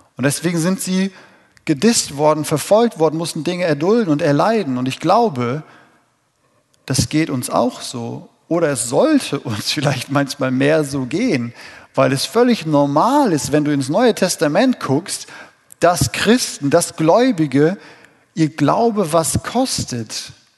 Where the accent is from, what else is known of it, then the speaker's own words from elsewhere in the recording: Dillkreis, Hesse, Germany; hier in dem wundervollen Dillkreis, wo ich geboren bin und herkomme